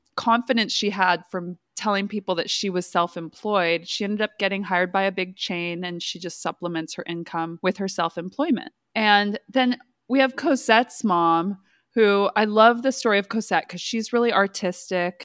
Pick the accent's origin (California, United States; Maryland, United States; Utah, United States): California, United States; Fresno; moved away; I'm from Fresno. So we had four H at my high school.